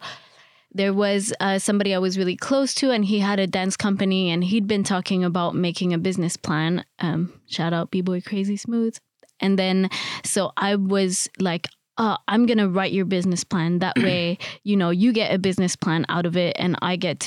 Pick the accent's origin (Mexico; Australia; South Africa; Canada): Canada; Montreal, Quebec; moved away as an adult; also born or lived in Paris; now in London, United Kingdom; I'm originally from Montreal, Canada